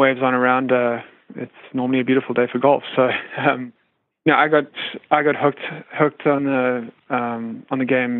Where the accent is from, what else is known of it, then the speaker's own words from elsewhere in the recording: South Africa; moved away as an adult; now in United States; I have a funny accent and I'm not originally from the United States. I'm originally from South Africa, but I've spent the last 12 to 15 years here in the U.S.